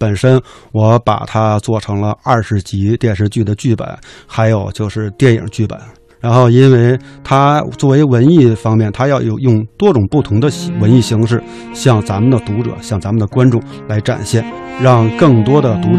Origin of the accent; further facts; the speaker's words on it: Beijing, China; 因为我是北京人，我是来自北大的作家编剧 … （括号北京大兴），不是不是北京大学，是北京大兴。